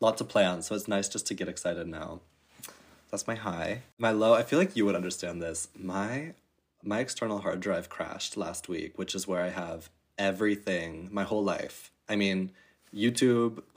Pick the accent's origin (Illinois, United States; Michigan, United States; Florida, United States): Illinois, United States; Chicago; moved away as an adult; now in Germany; I am from Chicago area. I was born there, but I really haven't been to the city much.